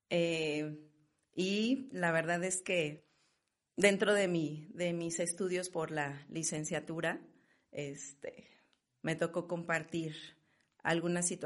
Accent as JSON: {"language": "Spanish", "town": "León", "region": "Guanajuato", "country": "Mexico", "said": "Bueno, pues estoy orgullosamente leonesa. Este, soy la mayor de, de la familia"}